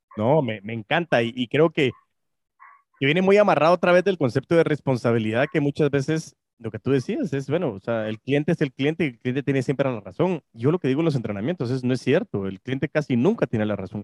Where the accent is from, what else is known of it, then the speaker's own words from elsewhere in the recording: Guatemala; como guatemaltecos